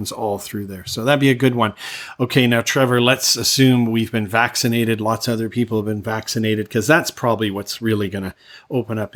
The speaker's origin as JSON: {"language": "English", "country": "Canada", "moved": "as an adult", "lives_now": "Thailand", "said": "back to my home country, Canada, see family, friends"}